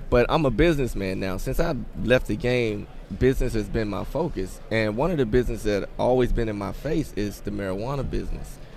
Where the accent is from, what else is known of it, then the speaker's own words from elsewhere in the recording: Philadelphia, Pennsylvania, United States; I'm here from Philly.